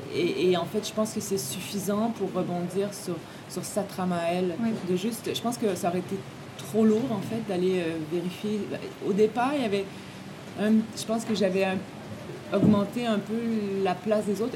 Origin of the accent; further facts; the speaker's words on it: Quebec, Canada; also born or lived in France; les gens de ma génération au Québec